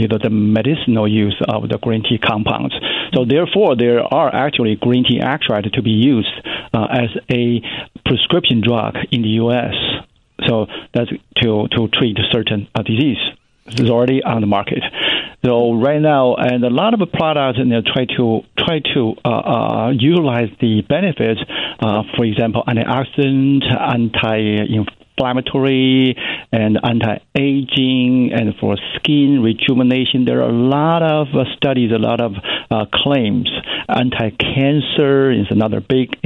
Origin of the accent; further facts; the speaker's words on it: China; moved away as an adult; also born or lived in Cincinnati, United States / New York City, United States; now in Georgia, United States; I was grew up in China, and I went to college in China, get my bachelor degree.